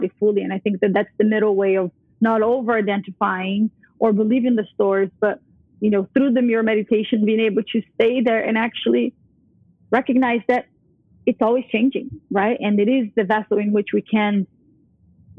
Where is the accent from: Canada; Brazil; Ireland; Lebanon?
Brazil; moved away; also born or lived in New York; I grew up Catholic in Brazil